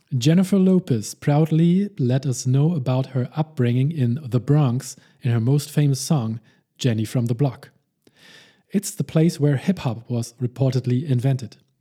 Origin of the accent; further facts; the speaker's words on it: Hamburg, Germany; also born or lived in Saarbrücken; my hometown of Hamburg, Germany